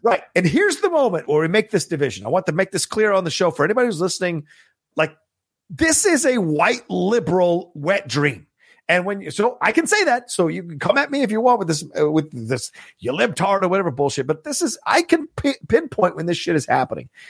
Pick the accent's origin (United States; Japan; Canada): United States; Virginia; I grew up in Virginia